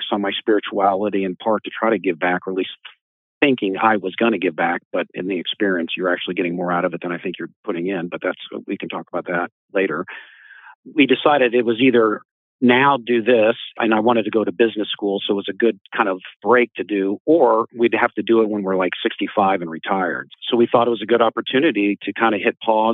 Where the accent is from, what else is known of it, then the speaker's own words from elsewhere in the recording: Edmond, Oklahoma, United States; moved away as an adult; also born or lived in New York; I grew up in Oklahoma. I grew up basically in a fairly homogenous suburb of Oklahoma City in a town called Edmond